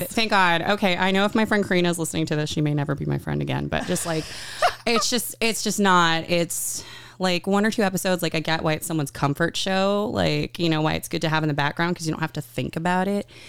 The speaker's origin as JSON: {"language": "English", "town": "Buda", "region": "Texas", "country": "United States", "tie": "born or raised there", "moved": "as an adult", "lives_now": "California, United States", "said": "I'm originally from Buda, Texas, which is a small town just outside of Austin"}